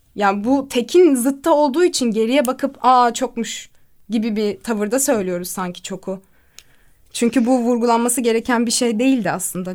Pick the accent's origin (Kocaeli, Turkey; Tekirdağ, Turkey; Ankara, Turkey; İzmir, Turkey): İzmir, Turkey; moved away; also born or lived in France; İzmir doğumluyum. 1996'da İzmir'de doğdum.